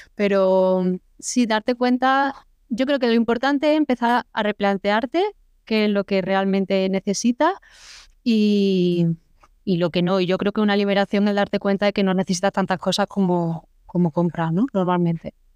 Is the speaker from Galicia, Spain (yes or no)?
no; Córdoba, Andalusia, Spain; moved away; also born or lived in Madrid; yo soy de Córdoba